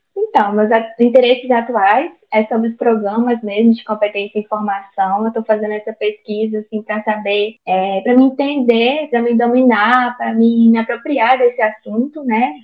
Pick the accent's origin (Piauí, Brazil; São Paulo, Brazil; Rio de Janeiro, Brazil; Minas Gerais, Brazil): Minas Gerais, Brazil; Almenara; moved away as an adult; also born or lived in Espírito Santo; sou natural do norte de Minas, aqui no Vale do Jequitinhonha, na cidade de Almenara. Eu nasci e criei aqui